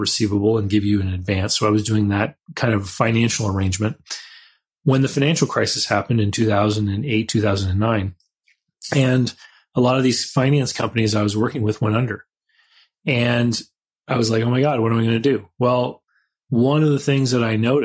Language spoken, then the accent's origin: English; Canada; I had all those childhood businesses like mowing people's lawns, and I'm from Canada